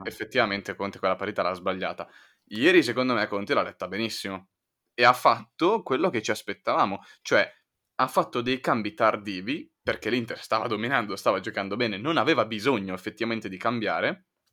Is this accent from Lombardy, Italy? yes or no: yes; Milan, Lombardy, Italy; essendo milanesi